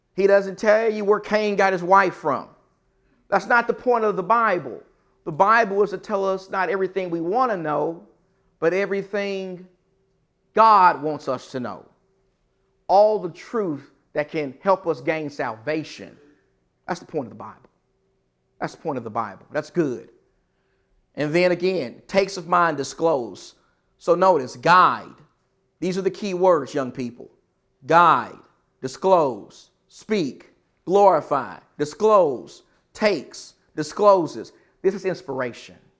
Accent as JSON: {"language": "English", "region": "Texas", "country": "United States", "said": "I'm from Texas."}